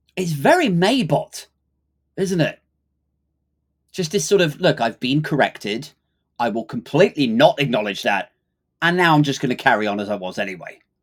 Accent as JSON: {"language": "English", "country": "United Kingdom", "said": "it's hard enough to be taken seriously as a Brit these days"}